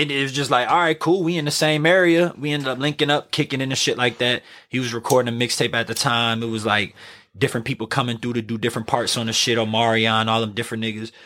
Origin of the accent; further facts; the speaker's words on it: New Orleans, Louisiana, United States; I'm doing it from New Orleans